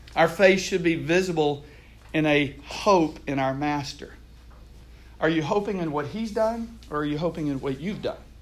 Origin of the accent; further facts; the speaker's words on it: Houston, Texas, United States; I grew up in Texas. I'm from Houston originally.